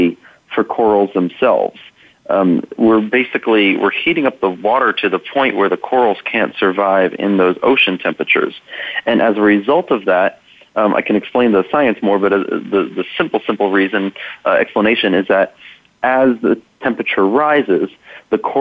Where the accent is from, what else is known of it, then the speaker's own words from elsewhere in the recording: New York, United States; now in Colorado, United States; I'm from New York originally, and every time I'm back home